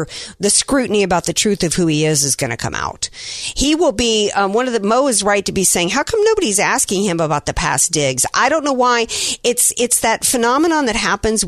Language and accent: English; Louisiana, United States; that's my home state